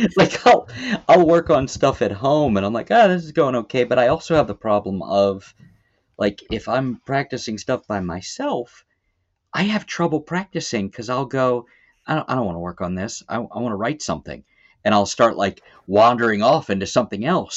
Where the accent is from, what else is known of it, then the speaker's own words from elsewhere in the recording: Baltimore, Maryland, United States; now in Erie, United States; I am from Baltimore.